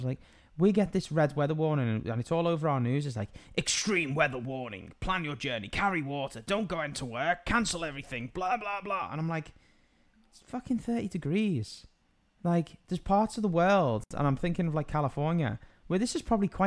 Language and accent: English; United Kingdom; I'm British.